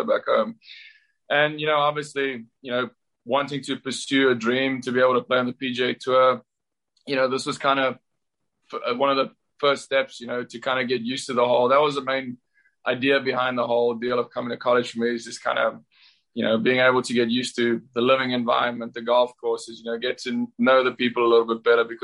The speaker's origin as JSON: {"language": "English", "country": "South Africa", "tie": "born or raised there", "moved": "as an adult", "lives_now": "Auburn, United States", "said": "Growing up in South Africa"}